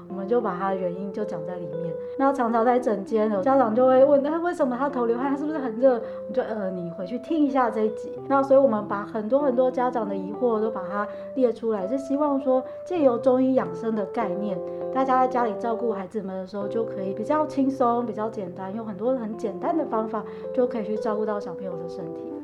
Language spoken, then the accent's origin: Chinese; Chiayi, Taiwan; moved away as an adult; also born or lived in Taoyuan; now in Linkou, Taiwan; 我本身其实住林口，不过因为我，我是嘉义人